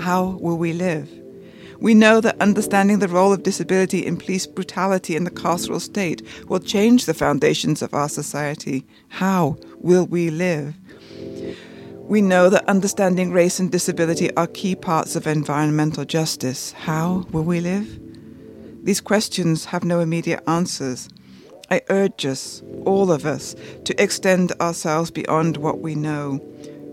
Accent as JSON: {"language": "English", "country": "United Kingdom", "also_born_or_lived": "San Francisco", "moved": "yes", "lives_now": "New York, United States", "said": "I'm from the United Kingdom, and I live in New York and San Francisco."}